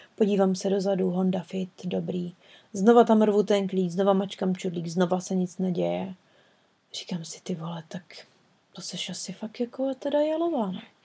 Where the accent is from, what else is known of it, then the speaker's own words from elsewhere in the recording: Czechia; moved away; jsme z České republiky